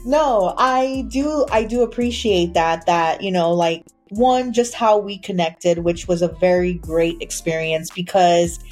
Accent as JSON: {"language": "English", "town": "San Antonio", "region": "Texas", "country": "United States", "tie": "born or raised there", "also_born_or_lived": "Austin", "said": "I grew up in Austin, even though I was born and raised in San Antonio."}